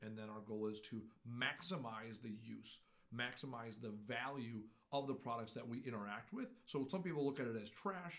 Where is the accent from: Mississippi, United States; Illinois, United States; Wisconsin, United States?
Wisconsin, United States; Menomonee Falls; I grew up in Menominee Falls